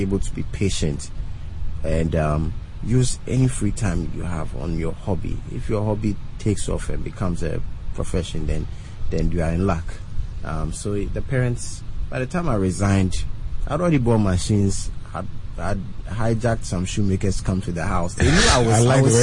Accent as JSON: {"language": "English", "country": "Ghana", "said": "I'm from Ghana."}